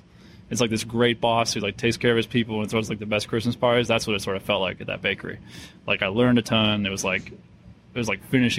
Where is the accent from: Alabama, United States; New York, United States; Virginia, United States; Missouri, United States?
New York, United States; Penn Yan; moved away; also born or lived in Bath, New York; I'm from a small town outside Rochester. What's it called? Penyan, New York.